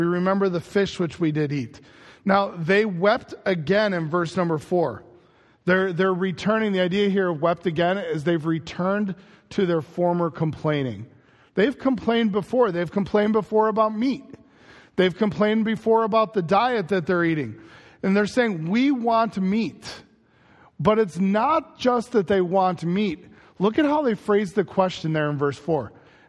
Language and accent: English; Chicago, Illinois, United States; moved away; growing up in Chicago